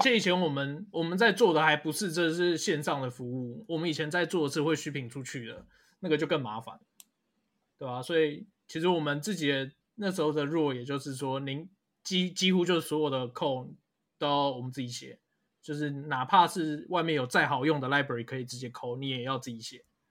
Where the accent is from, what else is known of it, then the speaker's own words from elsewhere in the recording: Taiwan; 我们台湾人的方言